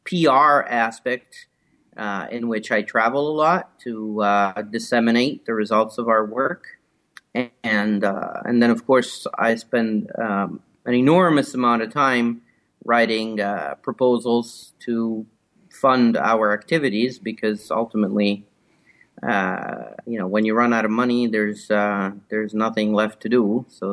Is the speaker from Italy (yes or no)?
yes; Italy; moved away as an adult; also born or lived in Rome; now in Canada; Well, I'm originally from Italy. I grew up in various places in Italy, studied mostly in Rome